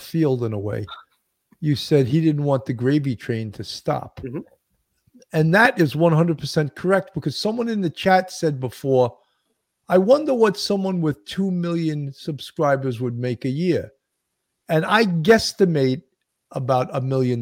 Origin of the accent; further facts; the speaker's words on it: New York, United States; I'm a New Yorker